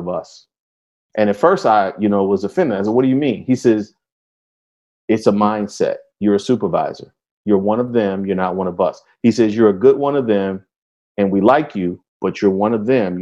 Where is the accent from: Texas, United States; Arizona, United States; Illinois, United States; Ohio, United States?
Illinois, United States; Chicago; Yeah, so I'm from Chicago.